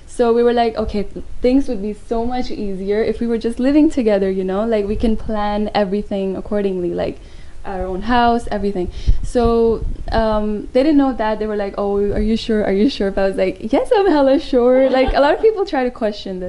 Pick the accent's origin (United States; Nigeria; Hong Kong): Hong Kong; I'm actually Hong Kong-born Indian